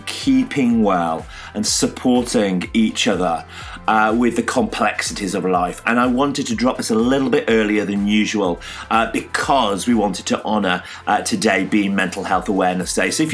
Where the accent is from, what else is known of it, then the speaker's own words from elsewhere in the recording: Yorkshire and the Humber, United Kingdom; as a Yorkshireman